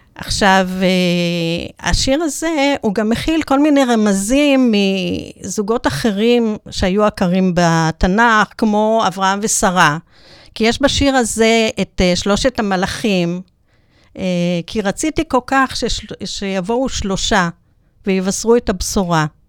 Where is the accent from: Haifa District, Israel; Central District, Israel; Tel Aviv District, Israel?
Central District, Israel; Netanya; נולדתי בנתניה